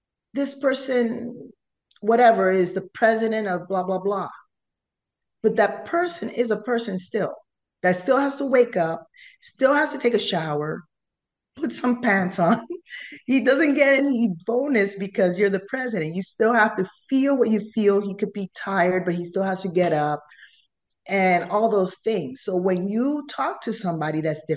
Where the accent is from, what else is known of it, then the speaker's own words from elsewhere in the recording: Panama; first language Spanish; English is a second language; I come from Panama